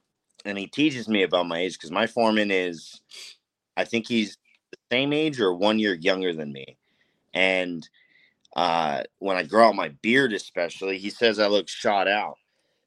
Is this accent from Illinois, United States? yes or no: no; Anaheim, California, United States; I'm from Anaheim, born and raised Anaheim.